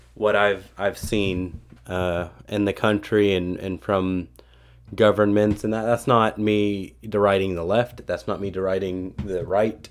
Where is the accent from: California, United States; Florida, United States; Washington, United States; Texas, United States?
Texas, United States; as a half Filipino American citizen from Texas